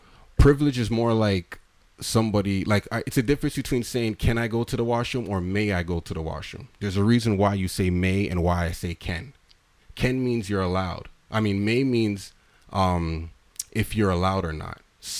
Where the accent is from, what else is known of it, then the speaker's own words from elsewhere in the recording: Canada; It's like you have the right to drive because as a Canadian and as a person in Canada, we're giving all these things.